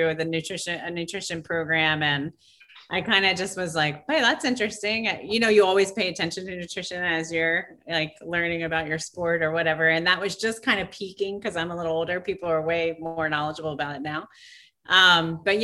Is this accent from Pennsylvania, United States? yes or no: yes; outside of Philadelphia, Pennsylvania, United States; now in Los Angeles, United States; I grew up in Pennsylvania, outside of Philadelphia